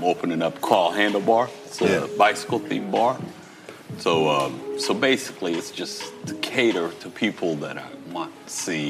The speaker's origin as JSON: {"language": "English", "country": "Eritrea", "also_born_or_lived": "Portland, Oregon / Los Angeles / Florida", "moved": "yes", "lives_now": "Atlanta, United States", "said": "I'm from Eritrea."}